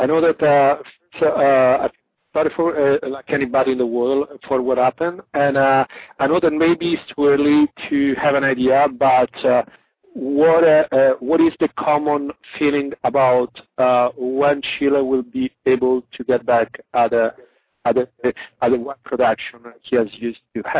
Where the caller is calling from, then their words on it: Toronto, Ontario, Canada; I'm calling from Toronto, Canada.